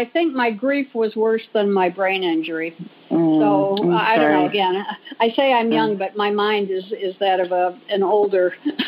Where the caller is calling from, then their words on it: Manhattan Beach, California, United States; Oh, I'm calling from Manhattan Beach, California.